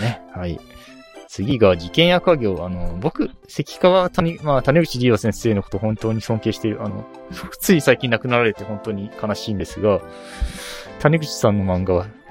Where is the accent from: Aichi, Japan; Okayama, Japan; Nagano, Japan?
Aichi, Japan; moved away as an adult; also born or lived in Tokyo; 愛知から出て、愛知から出て、トップの大学を選ぼうと思ってて、京都大学と東京大学ちょっと迷ってたんですよ